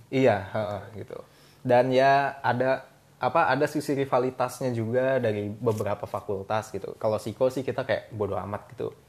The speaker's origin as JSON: {"language": "Indonesian", "town": "Bandung", "region": "West Java", "country": "Indonesia", "also_born_or_lived": "Depok", "moved": "as an adult", "said": "gue perantau jadi gue dari Bandung"}